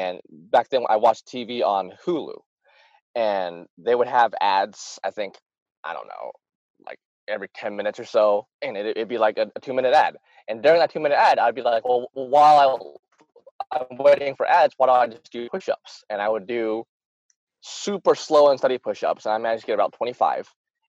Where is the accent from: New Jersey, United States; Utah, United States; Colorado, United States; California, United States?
Utah, United States; born there; Well, I was born in the States, very proud to be American. I was born in Utah. I live in North Arkansas right now.